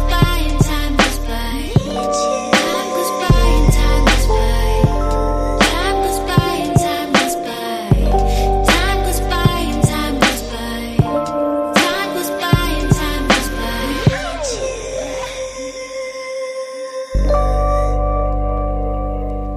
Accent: Blackburn, North West England, United Kingdom; now in St Annes, United Kingdom; I'm from Blackburn originally, but I live in St. Anne's

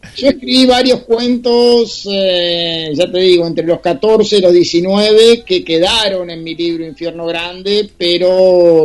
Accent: Argentina; los escritores argentinos

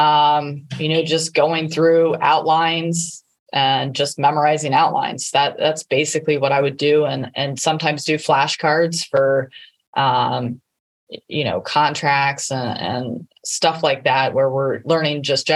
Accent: Ohio, United States; also born or lived in Alabama / Boca Raton, Florida; I grew up in Ohio

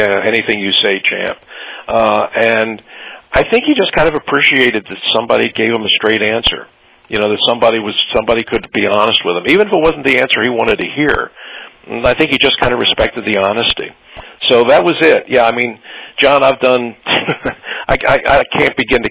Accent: Philadelphia, Pennsylvania, United States; I'm from Philadelphia

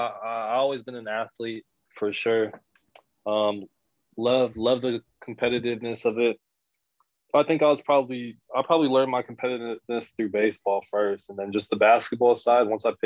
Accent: Seattle, Washington, United States; moved away as an adult; now in Philippines; Growing up in Seattle, it's a very very big basketball culture out there.

